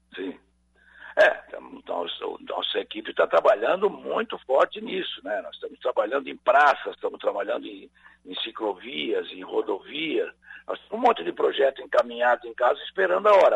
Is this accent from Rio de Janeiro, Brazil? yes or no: no; Santa Catarina, Brazil; todos que somos catarinenses